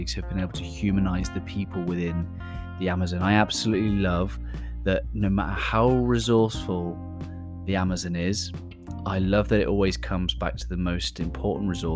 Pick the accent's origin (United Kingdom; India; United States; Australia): United Kingdom; accent: British; my British accent